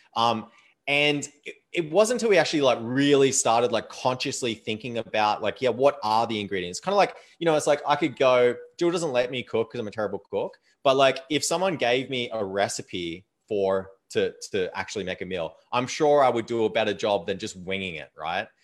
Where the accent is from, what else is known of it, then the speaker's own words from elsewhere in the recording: Australia; moved away as an adult; also born or lived in Thailand; now in Canada; Like I live in Canada now, um, but I am Australian